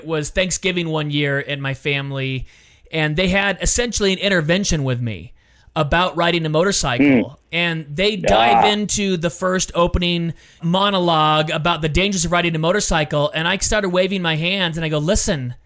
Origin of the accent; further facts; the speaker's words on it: California, United States; also born or lived in Illinois; I was born and raised in California